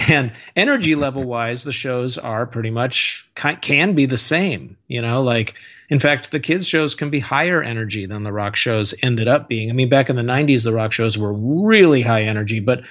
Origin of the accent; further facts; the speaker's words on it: Seattle, Washington, United States; when I was growing up in Seattle in the late 80s and early 90s